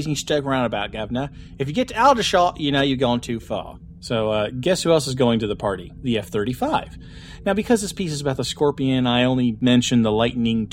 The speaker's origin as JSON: {"language": "English", "town": "Wichita", "region": "Kansas", "country": "United States", "tie": "born or raised there", "said": "my hometown of Wichita, Kansas"}